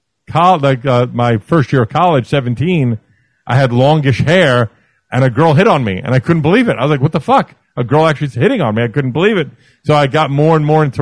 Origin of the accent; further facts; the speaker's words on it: New York City, New York, United States; I grew up in Brooklyn